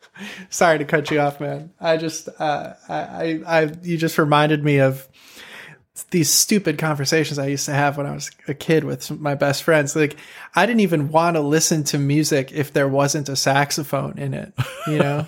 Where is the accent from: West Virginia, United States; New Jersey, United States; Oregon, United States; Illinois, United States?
Illinois, United States; Chicago; moved away as an adult; also born or lived in Champaign-Urbana; I grew up in Chicago where there were just, like, so many sick saxophone players my age